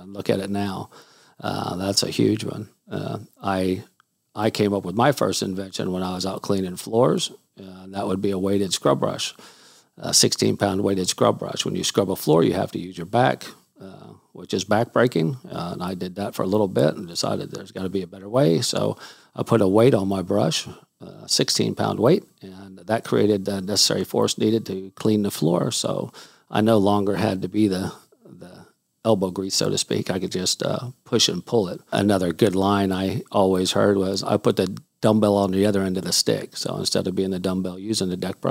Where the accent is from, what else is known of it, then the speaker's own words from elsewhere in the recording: Houston, Texas, United States; also born or lived in Salt Lake City, Utah; I did move to Houston, Texas when I was four. Lived here my whole life